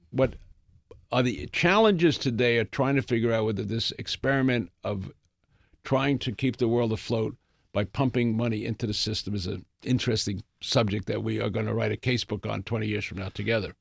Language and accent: English; New York City, New York, United States; I grew up in the Bronx